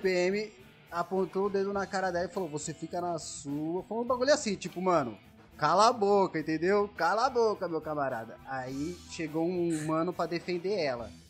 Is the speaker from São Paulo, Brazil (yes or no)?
yes; São Roque, São Paulo, Brazil; E a gente é de São Roque